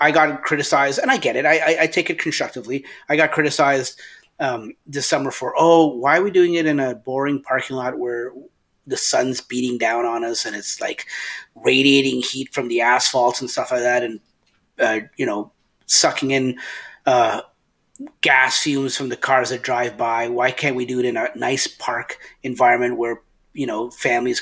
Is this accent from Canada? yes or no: yes; Canada; As a Canadian